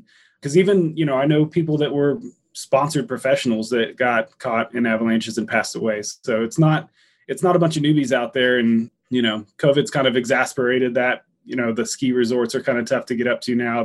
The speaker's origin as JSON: {"language": "English", "region": "Texas", "country": "United States", "tie": "born or raised there", "also_born_or_lived": "Durango, Colorado", "moved": "yes", "lives_now": "Denver, United States", "said": "I grew up fishing in Texas. I grew up in Texas"}